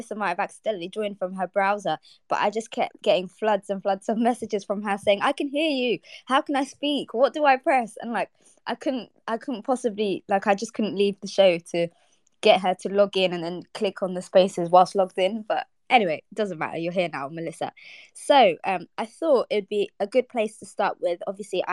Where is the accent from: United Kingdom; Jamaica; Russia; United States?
United Kingdom; London; I grew up in Ealing Broadway